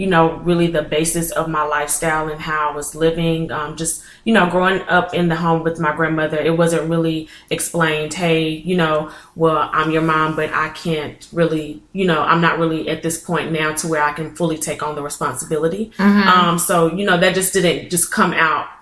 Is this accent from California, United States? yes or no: no; Fayette, Alabama, United States; I am originally from Fayette, Alabama